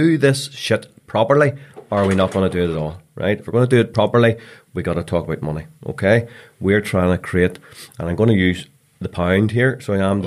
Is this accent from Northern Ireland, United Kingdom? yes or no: yes; Northern Ireland, United Kingdom; I'm quite Northern Irish